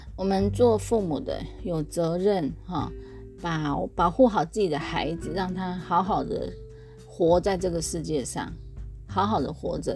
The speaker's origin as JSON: {"language": "Chinese", "country": "Taiwan", "moved": "as an adult", "said": "像我们台湾有这么多的早餐店、美而美啊这些"}